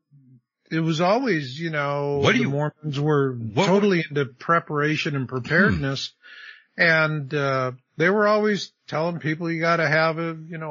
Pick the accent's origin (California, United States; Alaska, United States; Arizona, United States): Arizona, United States; I grew up in Arizona.